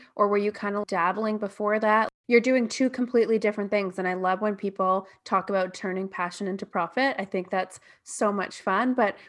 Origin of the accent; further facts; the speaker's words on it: Toronto, Ontario, Canada; I'm actually from Toronto. So I have like a lot of friends and family back there, and they just went into the newer lockdown